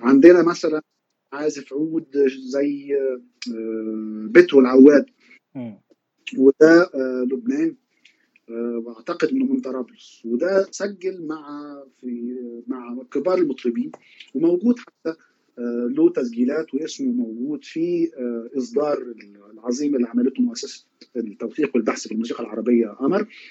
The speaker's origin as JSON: {"language": "Arabic", "country": "Egypt", "said": "عندنا في مصر"}